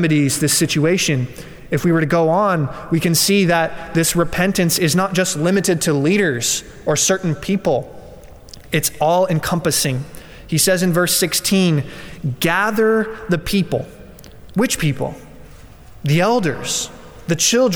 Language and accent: English; Colorado, United States; I'm from Colorado